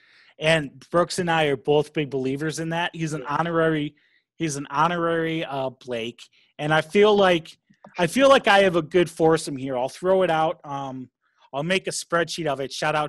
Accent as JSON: {"language": "English", "country": "South Africa", "said": "I'm from South Africa, sir."}